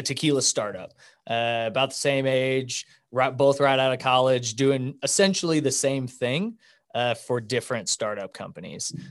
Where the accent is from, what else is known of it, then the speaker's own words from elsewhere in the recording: Wichita, Kansas, United States; also born or lived in Denver; I'm from Wichita. Uh, I went to independent school my whole life, graduated in two thousand ten.